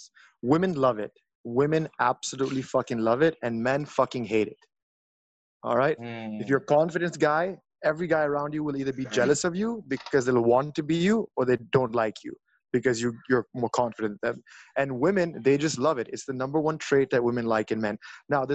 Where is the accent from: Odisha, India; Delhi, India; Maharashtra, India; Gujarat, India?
Delhi, India; I'm from Delhi and I'm also a Don